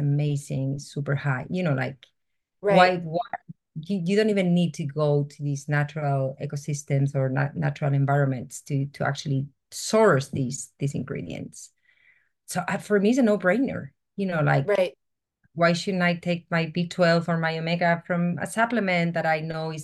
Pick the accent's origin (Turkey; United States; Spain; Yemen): Spain; moved away; I'm originally from Spain